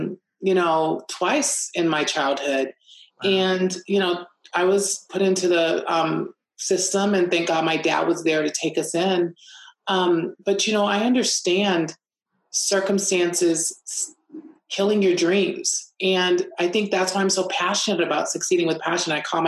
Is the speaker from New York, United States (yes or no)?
no; Los Angeles, California, United States; also born or lived in Texas / Germany; So, you know, I was born in Texas, lived in Germany, but my parents relocated to Los Angeles.